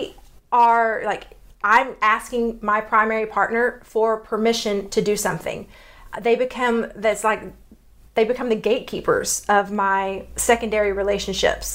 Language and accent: English; Texas, United States; accent: Texas; my Texas accent